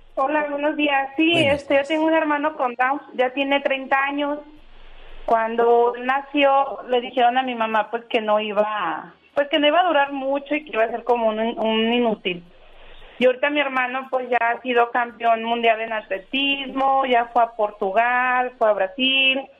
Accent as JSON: {"language": "Spanish", "town": "León", "region": "Guanajuato", "country": "Mexico", "moved": "yes", "lives_now": "Tijuana, Mexico", "said": "nosotros somos de León, Guanajuato. Yo soy la única que vivo aquí en Tijuana"}